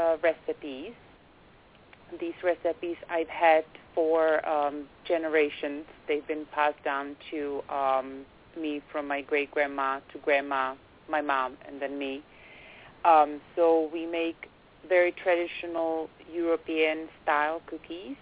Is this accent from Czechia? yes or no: yes; Czechia; now in Berkshires, Massachusetts, United States; Originally, I am from the Czech Republic, and I came here about 15 years ago, and I've moved to the Berkshires in Western